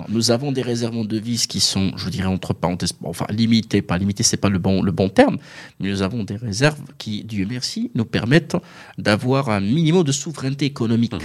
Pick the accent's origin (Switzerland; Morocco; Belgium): Morocco; on est marocain, on est fier